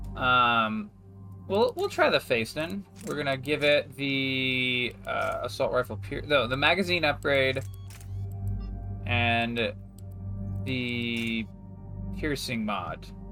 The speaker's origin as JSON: {"language": "English", "country": "United States", "said": "I'm an American"}